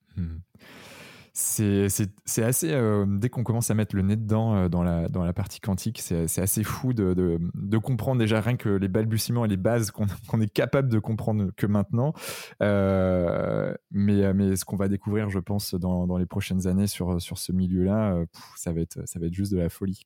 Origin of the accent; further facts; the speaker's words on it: Redon, Brittany, France; je suis né à Redon